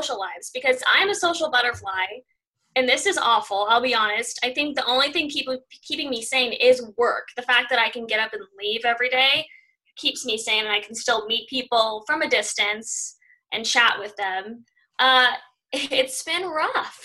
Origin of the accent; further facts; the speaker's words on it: Los Angeles, California, United States; moved away as an adult; also born or lived in Alaska; I'm originally from Los Angeles